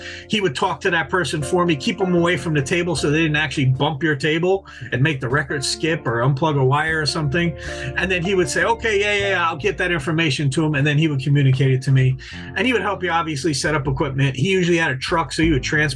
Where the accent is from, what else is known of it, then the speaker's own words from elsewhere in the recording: New York, United States; moved away; a kid I grew up with in New York